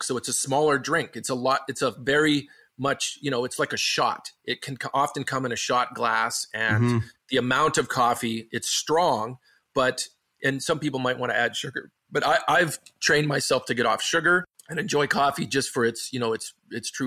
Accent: Canada; growing up where I'm from in small town Canada

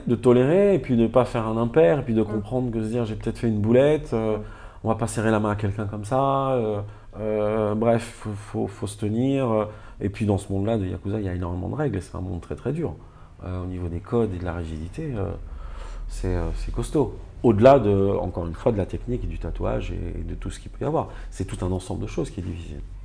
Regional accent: Nice, Provence-Alpes-Côte d'Azur, France; Je reviens, euh, chez moi en France, dans ma ville à Nice

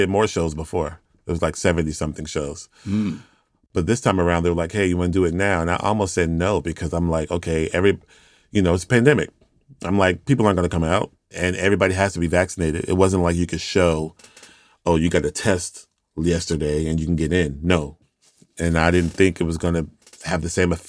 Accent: Houston, Texas, United States; I'm from Houston, Texas

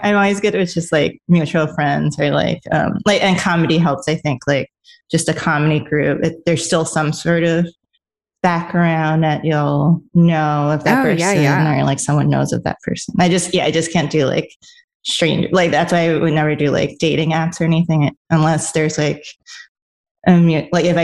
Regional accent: New York, United States; also born or lived in Los Angeles; I'm a New Yorker

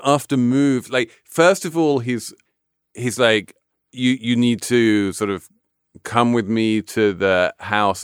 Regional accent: England, United Kingdom; I'm English

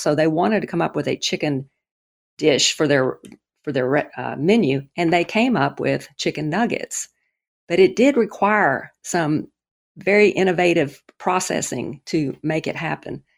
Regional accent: the South, United States; I grew up in the South.

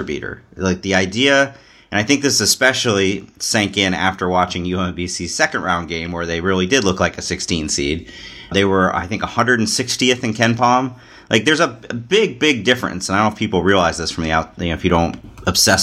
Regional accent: Cincinnati, Ohio, United States; I grew up in Cincinnati, big Xavier fan, but also would root for UC

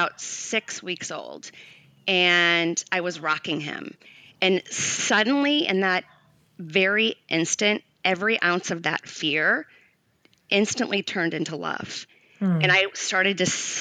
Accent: St. Louis, Missouri, United States; moved away as an adult; also born or lived in Los Angeles, California; I grew up in St. Louis, Missouri

